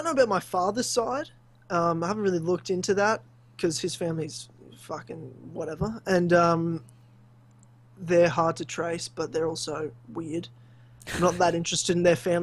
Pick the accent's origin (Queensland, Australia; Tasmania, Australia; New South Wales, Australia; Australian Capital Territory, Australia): Queensland, Australia; now in Victoria, Australia; all lived in the state of Victoria, where I am now, not where I grew up in Queensland